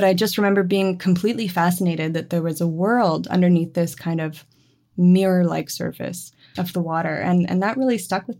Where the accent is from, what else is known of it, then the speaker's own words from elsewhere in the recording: Moncton, New Brunswick, Canada; My family is in Moncton. So we grew up in and around Moncton, and I've spent loads of time in St. John.